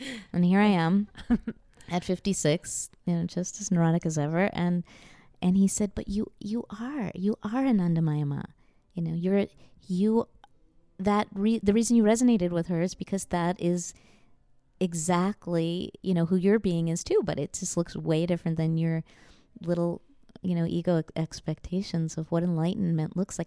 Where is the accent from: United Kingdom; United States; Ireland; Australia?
United States; New York; I'm a Jew from New York, or at least that's, you know, my parents are, and I was born in New York